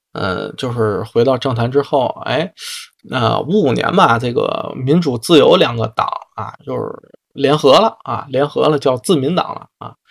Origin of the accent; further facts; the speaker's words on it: China; 作为一个中国人啊